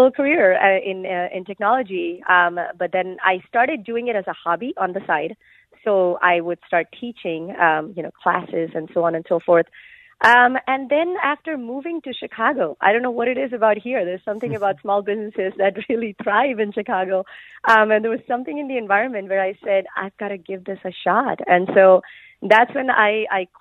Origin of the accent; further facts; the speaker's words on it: India; moved away; I grew up in India